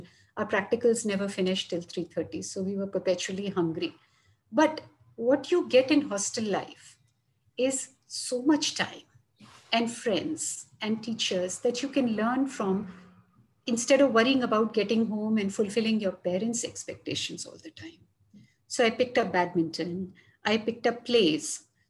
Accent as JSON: {"language": "English", "town": "Jhansi", "region": "Uttar Pradesh", "country": "India", "tie": "born there", "also_born_or_lived": "Delhi / Chandigarh / Chennai / Varanasi", "said": "So while I was born in Jhansi, which is somewhere here, dipping into Madhya Pradesh, I stayed many times in Delhi, in Chandigarh, which is somewhere Punjab."}